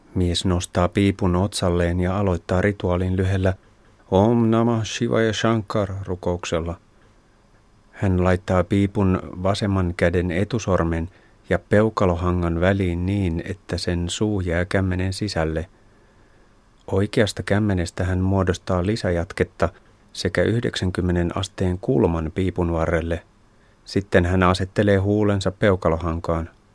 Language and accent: Finnish; Finland; olen Suomesta